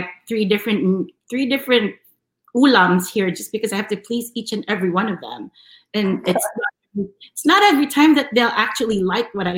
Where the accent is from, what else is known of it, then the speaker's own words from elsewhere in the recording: Manila, Metro Manila, Philippines; also born or lived in New York City; now in United States; I was born and raised in Manila